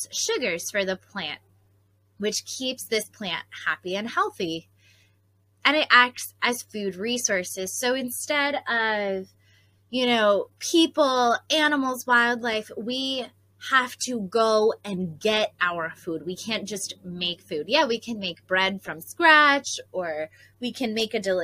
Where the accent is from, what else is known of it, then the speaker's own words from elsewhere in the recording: Pocono Mountains, Pennsylvania, United States; growing up in the Pocono Mountains, we actually had a fall foliage festival